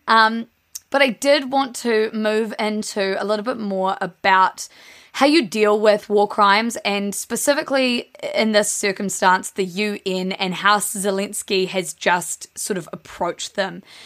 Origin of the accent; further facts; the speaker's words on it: South Island, New Zealand; We're from the South Island. We grew up calling it Fajoa, but everyone up in the North Island calls it Fajoa